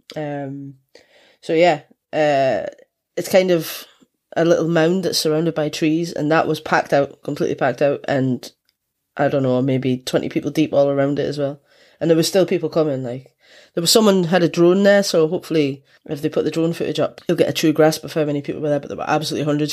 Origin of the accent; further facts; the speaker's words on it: Scotland, United Kingdom; I'm from Scotland